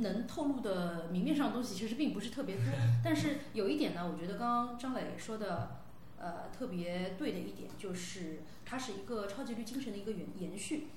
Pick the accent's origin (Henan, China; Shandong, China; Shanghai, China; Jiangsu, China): Shanghai, China; Pudong; 我们是从浦东的市，市井里面长大的孩子